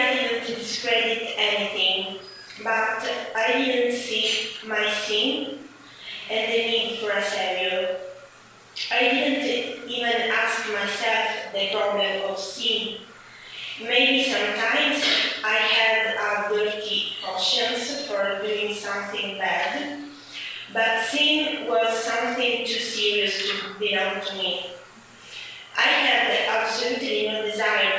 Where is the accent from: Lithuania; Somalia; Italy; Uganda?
Italy; Syracuse, Sicily; English is a second language; I was born in Siracusa, Sicily